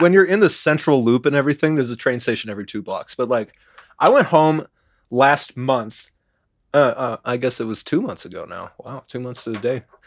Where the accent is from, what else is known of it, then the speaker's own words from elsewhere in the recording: Chicago, Illinois, United States; moved away; I grew up in Chicago